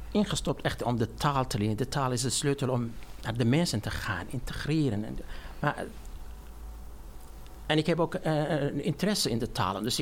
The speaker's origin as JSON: {"language": "Dutch", "country": "Iraq", "moved": "yes", "lives_now": "Netherlands", "said": "Ik ben al 27 jaar in Nederland."}